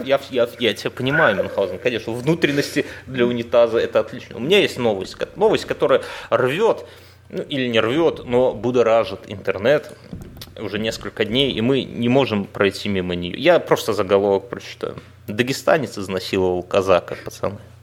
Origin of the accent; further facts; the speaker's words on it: Belarus; я говорю как белорус